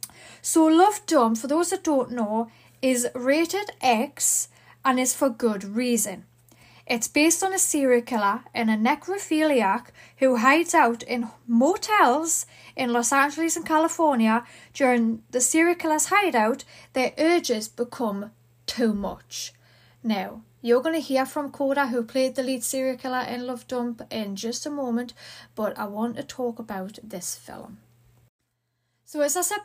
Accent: Newcastle upon Tyne, North East England, United Kingdom; accent: Geordie; I'm from the UK, United Kingdom. I'm from Newcastle.

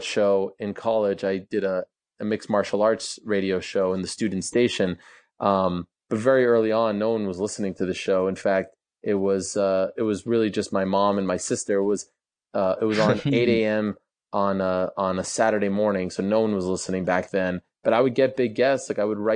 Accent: Montreal, Quebec, Canada; I grew up in Montreal

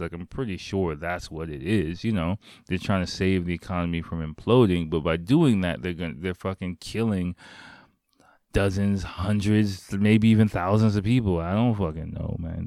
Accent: United States; now in Japan; I'm, I'm American

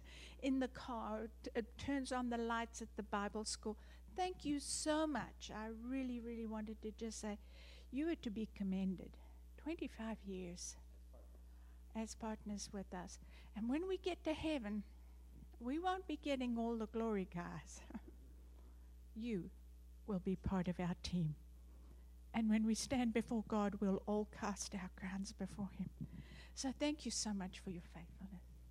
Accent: South Africa; moved away; I am South African born, that's why I have the funny accent.

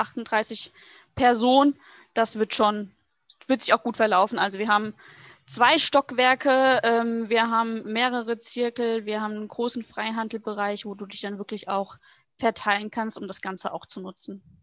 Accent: Butzbach, Hesse, Germany; now in Hungen, Germany; komme aus dem schönen Hessen, ähm, um genau zu sein, aus Butzbach, wohne jetzt aber ungefähr seit einem Jahr in Hungen

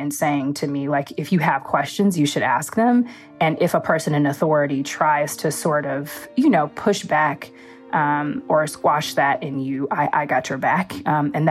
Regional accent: Los Angeles, California, United States; I grew up in the Watts section of Los Angeles

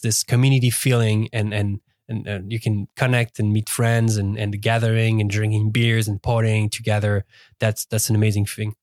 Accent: Lausanne, Vaud, Switzerland; English is a second language; moved away as an adult; born and raised in Lausanne, uh, basically lived my whole life over there

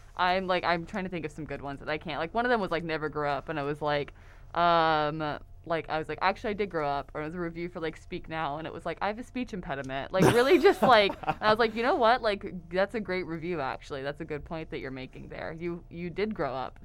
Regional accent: Houston, Texas, United States; moved away as an adult; now in Oklahoma, United States; I'm originally from the Houston, Texas area

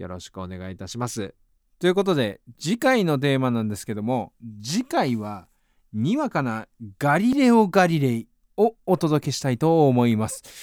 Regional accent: Hiezu, Tottori, Japan; born or raised there; moved away as an adult; now in Tokyo, Japan

